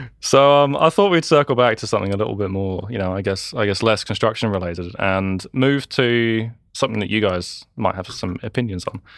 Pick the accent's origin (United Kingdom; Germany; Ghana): United Kingdom; England; now in New Zealand; I grew up in England, you know, wandering around construction sites